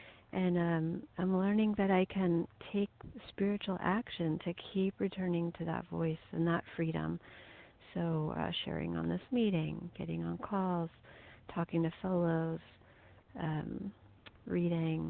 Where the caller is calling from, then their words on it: Missouri, United States; I'm calling from Missouri